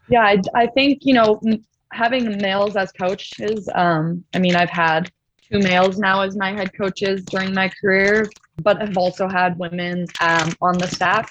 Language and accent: English; Ontario, Canada; moved away as an adult; where I'm from, I'm from Ontario